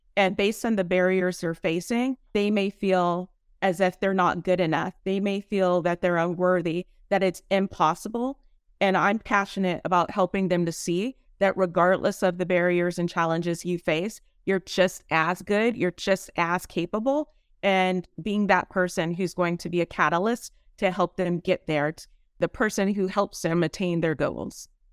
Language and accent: English; San Bernardino, California, United States; now in San Diego, United States; I'm actually from San Bernardino, but I live in San Diego. I have to rep my hometown